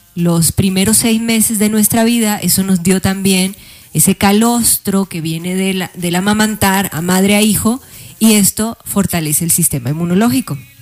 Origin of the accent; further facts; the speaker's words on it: Colombia; now in Mexico City, Mexico; yo orgullosamente colombiana representando a mi tierra, representando a mi país aquí desde Ciudad de México